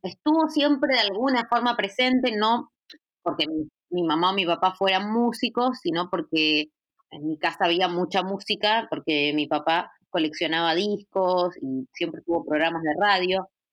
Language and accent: Spanish; Sunchales, Santa Fe, Argentina; soy de Sunchales, que es una ciudad de Santa Fe pequeñita